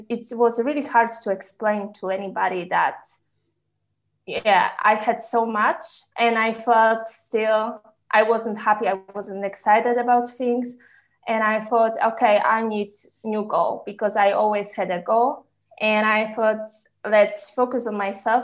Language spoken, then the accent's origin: English; Poland; now in Switzerland; currently I live in Switzerland, but I'm originally from Poland